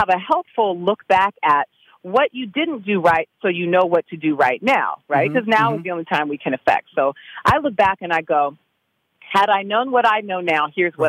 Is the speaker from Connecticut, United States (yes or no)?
no; California, United States